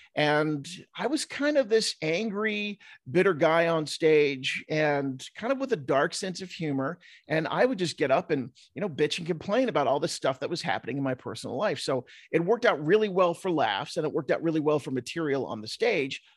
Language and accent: English; New Jersey, United States; now in Utah, United States; growing up in South Jersey, and every kid I went to high school with was like a cliche of The Sopranos